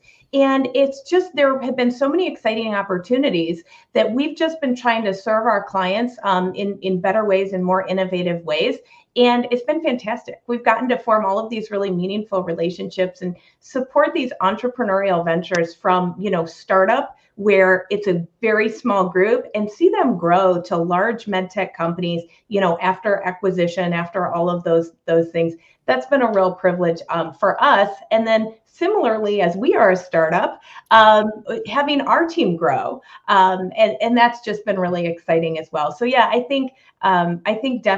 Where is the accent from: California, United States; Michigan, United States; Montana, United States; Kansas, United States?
Michigan, United States; moved away as an adult; now in Cincinnati, United States; not native to Cincinnati, but native Midwesterner. I was born in Michigan, and I came to Cincinnati to go to UC, College of Engineering